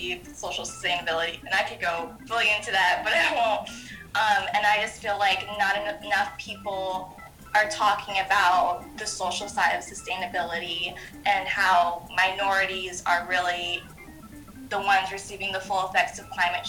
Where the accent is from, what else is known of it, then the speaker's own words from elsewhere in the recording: Washington, District of Columbia, United States; also born or lived in Maine / upstate New York; I was born in Washington, D.C.